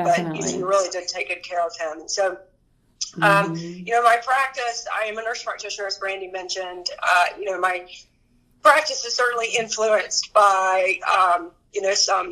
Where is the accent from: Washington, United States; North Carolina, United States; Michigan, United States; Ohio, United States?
North Carolina, United States; I was born and raised in North Carolina